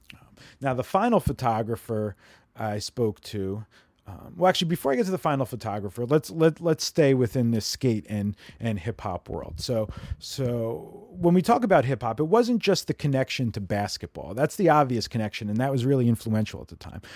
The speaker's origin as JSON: {"language": "English", "region": "New Jersey", "country": "United States", "tie": "born or raised there", "said": "growing up in New Jersey in nineteen eighty-six"}